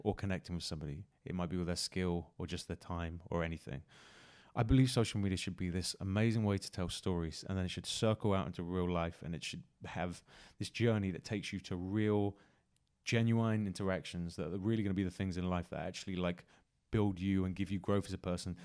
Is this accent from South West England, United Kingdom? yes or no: yes; Exeter, South West England, United Kingdom; now in London, United Kingdom; my hometown in Exeter and Devon